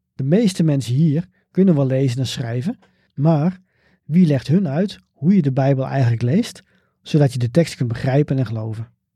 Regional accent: Bunschoten-Spakenburg, Utrecht, Netherlands; Bunschoten Spakenburg, waar ik ben opgegroeid.

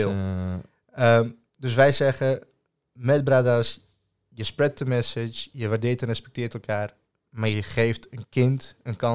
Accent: Serbia; Ik zeg, doe je nu of origineel? Nee, origineel. Ik zeg, uit Servië.

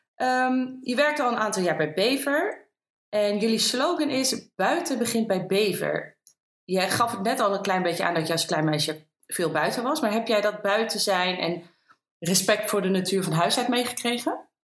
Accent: Green Heart, Netherlands; beide zijn we opgegroeid in het Groene Hart, wonen daar ook allebei nog steeds.

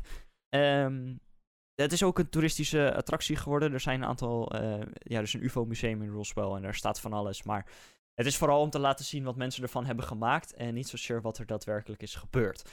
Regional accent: Netherlands; wij zijn als Nederlanders

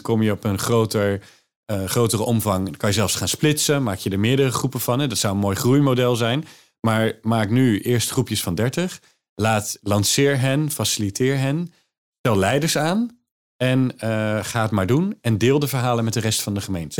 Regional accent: Maassluis, South Holland, Netherlands; ik kom uit Maasluis

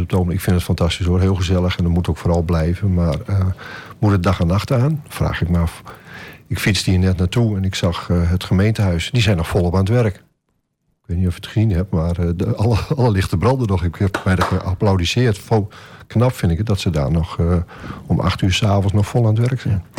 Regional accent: Groningen, Netherlands; now in Almelo, Netherlands; Ik ben geboren in Groningen eh, op een boerderij

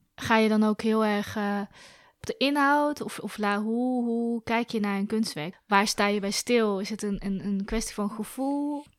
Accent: Zwijndrecht, South Holland, Netherlands; Ik ben opgegroeid in Zwijndrecht

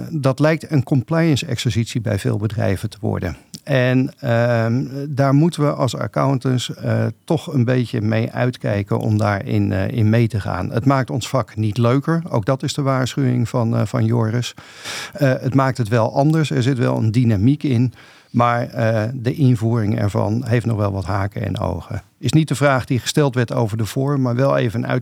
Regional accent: Rotterdam, South Holland, Netherlands; Ik ben ook Rotterdammer, maar ik denk er iets anders over.

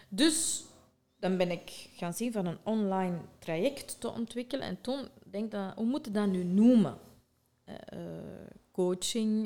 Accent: Sint-Niklaas, Flanders, Belgium; ben ik geboren in Sint-Niklaas

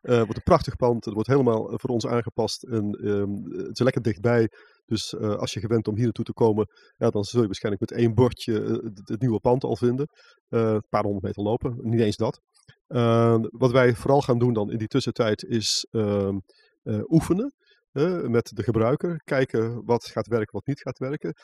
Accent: North Brabant, Netherlands; moved away as an adult; also born or lived in Amsterdam; Ik kom uit West-Brabant en ik studeerde in Amsterdam

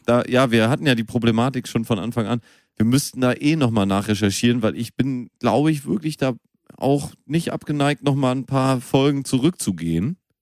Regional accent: Münster, North Rhine-Westphalia, Germany; moved away; Ich bin noch in Münster ja. geboren

